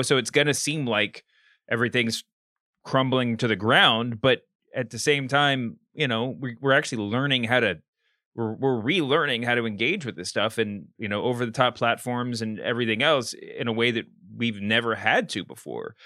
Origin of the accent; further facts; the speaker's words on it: Kentucky, United States; I grew up in Kentucky where, um, Colonel is an official state awarded designation